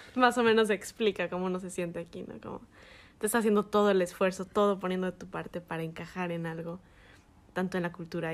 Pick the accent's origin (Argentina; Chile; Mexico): Mexico; moved away as an adult; now in United States; nosotros como mexicanos